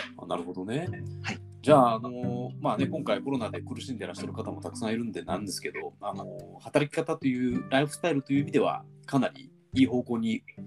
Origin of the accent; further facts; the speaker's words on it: Sakai, Osaka, Japan; moved away as an adult; now in Tokyo, Japan; 僕たちのねあの地元の大阪の堺市